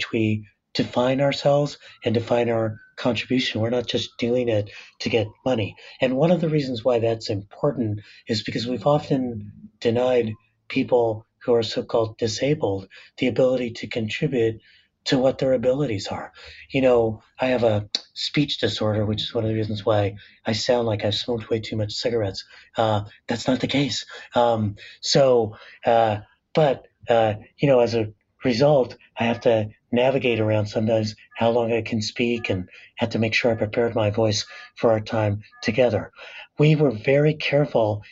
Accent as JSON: {"language": "English", "town": "La Puente", "region": "California", "country": "United States", "tie": "born or raised there"}